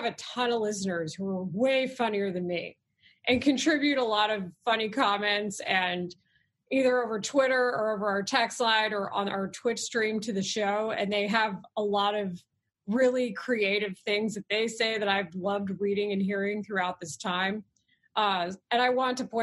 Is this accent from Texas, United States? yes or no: yes; Dallas, Texas, United States; moved away as an adult; also born or lived in Austin / San Diego / Houston / Philadelphia; now in Chicago, United States; I come from Texas where the regional dialect is different